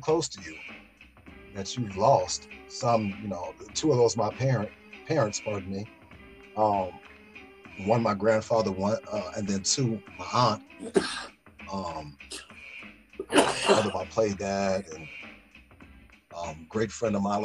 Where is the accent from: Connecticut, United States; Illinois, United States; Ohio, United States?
Illinois, United States; Chicago; we all said the same growing up in Chi, where we had tough ass mamas